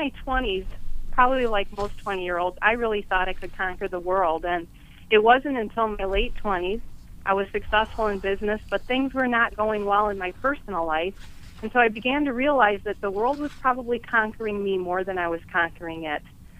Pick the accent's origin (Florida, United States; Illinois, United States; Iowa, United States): Illinois, United States; Chicago; now in Eagan, United States; Well, I'm originally born and raised in Chicago.